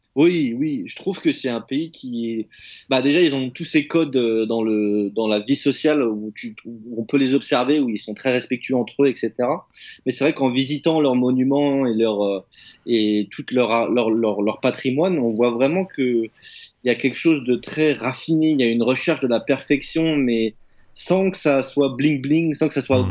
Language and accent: French; France; moved away; chez moi en France